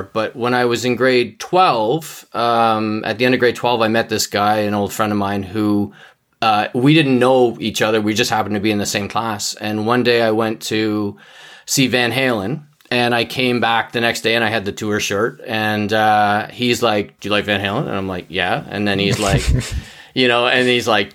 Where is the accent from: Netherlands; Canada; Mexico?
Canada; I'm Canadian